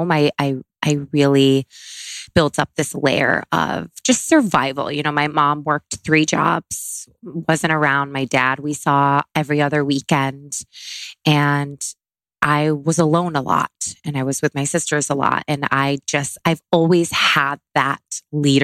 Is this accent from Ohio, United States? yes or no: no; Syracuse, New York, United States; I grew up in Syracuse, New York, upstate New York